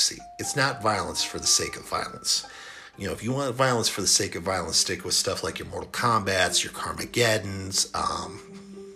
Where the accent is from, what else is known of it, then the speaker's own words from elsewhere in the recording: El Paso, Texas, United States; El Paso, Texas, my hometown